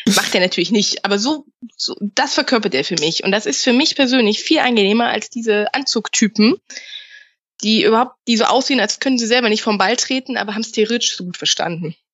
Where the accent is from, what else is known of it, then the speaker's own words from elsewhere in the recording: Rhineland, Germany; bei uns im Rheinland